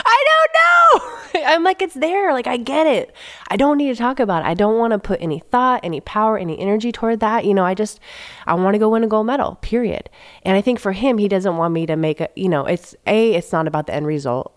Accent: San Jose, California, United States; now in Manhattan Beach, United States; I grew up in the Bay Area

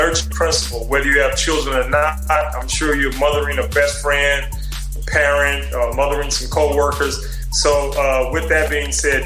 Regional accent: Houston, Texas, United States; As a child growing up in the Third Ward, Houston

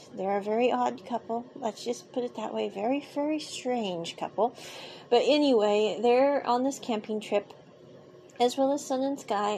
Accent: United States; I grew up with living in America

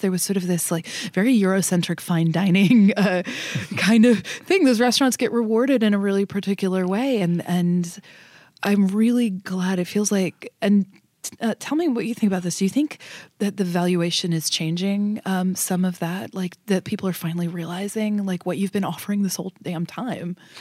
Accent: Northern Kentucky, United States; I grew up in Northern Kentucky, um, outside of Cincinnati

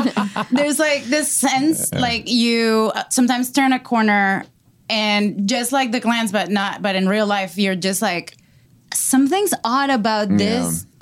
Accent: Venezuela; moved away; I come from Venezuela

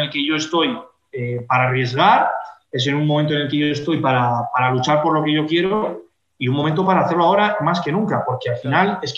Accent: Fuenlabrada, Community of Madrid, Spain; dime un pueblo de, Madrid, como puede ser, por ejemplo, Fuenlabrada, de donde soy yo

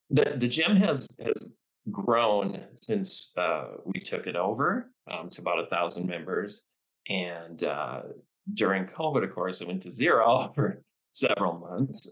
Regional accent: Duluth, United States; in my hometown here of Duluth

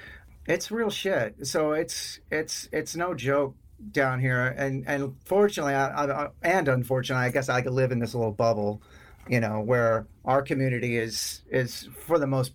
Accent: Sherman, Texas, United States; also born or lived in Austin, Texas; I was born and raised in a town called Sherman, which is about an hour north of Dallas. And it's like a trailer park town. You know, it's real fucking Texas.

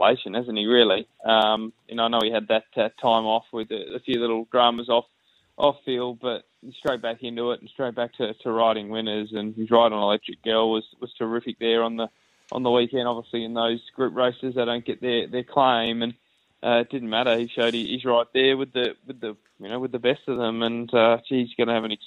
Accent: Australia; as Aussie cricket fans

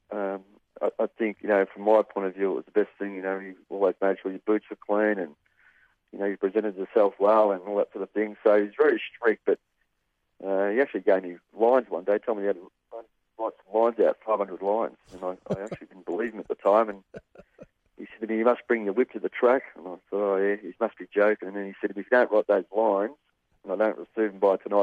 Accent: Parkdale, Victoria, Australia; I was originally from Parkdale

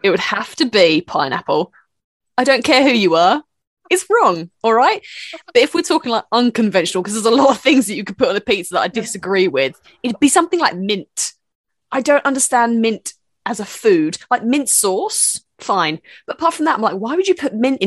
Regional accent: United Kingdom; As a British person

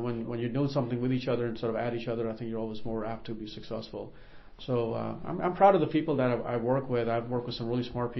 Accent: Northern Virginia, United States; also born or lived in Karachi, Pakistan / Arlington, Virginia / Boston; now in Dayton, United States; growing up in Northern Virginia

